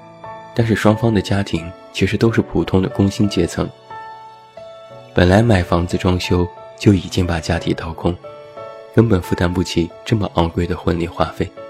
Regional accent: Taiyuan, Shanxi, China; 我的家乡山西太原，彩礼前十几万其实都是平均价格。

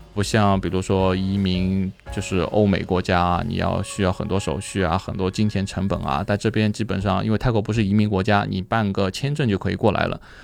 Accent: China; now in Thailand; 我们中国人来说，我中国过来

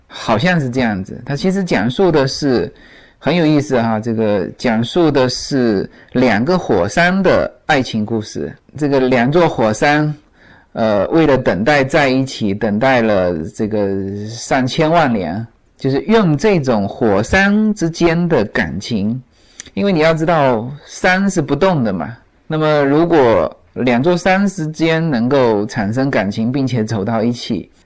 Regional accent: China; now in United States; 我们中国人发音都很内敛

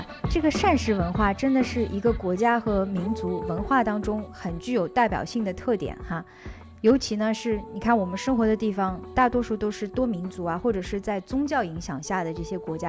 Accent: Netherlands; 我是来自于荷兰的

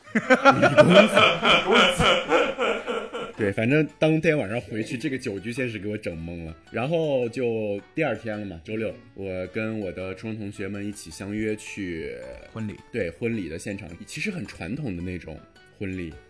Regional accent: Xi'an, Shaanxi, China; 我们西安叫狗家

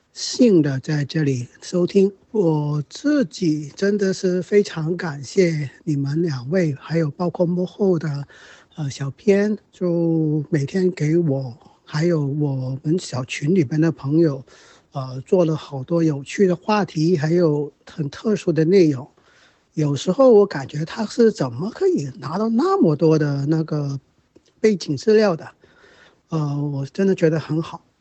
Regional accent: Hong Kong; moved away as an adult; now in Guangdong, China; 呃，因为工作原因，我现在在广东省这儿

